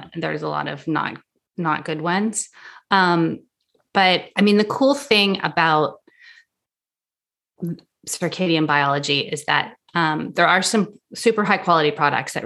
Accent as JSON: {"language": "English", "country": "Canada", "also_born_or_lived": "France", "moved": "yes", "lives_now": "New York, United States", "said": "I'm from Canada"}